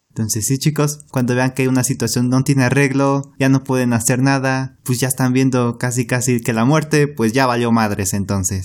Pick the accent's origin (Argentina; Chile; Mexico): Mexico; nosotros como mexicanos